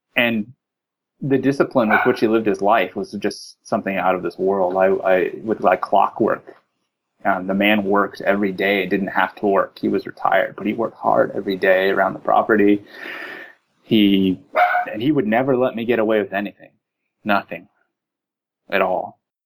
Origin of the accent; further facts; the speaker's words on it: Texas, United States; moved away as an adult; now in California, United States; I was born in Texas, grew up in Texas